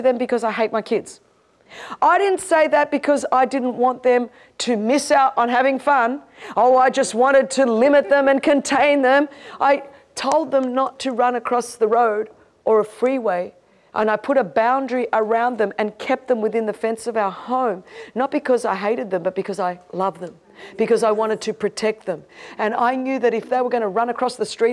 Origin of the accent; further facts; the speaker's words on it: Sydney, New South Wales, Australia; I grew up in Sydney, Australia, one of the most beautiful cities